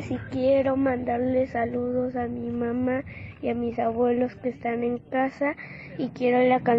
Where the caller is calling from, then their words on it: Tepic, Nayarit, Mexico; Hola, Teo. … de Tepic, Nayarit y la respuesta de la adivinanza es la tela.